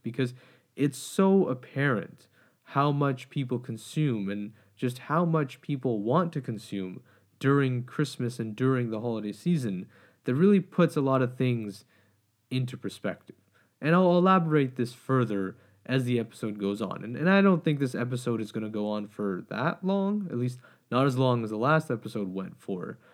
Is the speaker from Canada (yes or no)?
yes; Canada; as a Canadian, uh, and as someone who grew up in Canada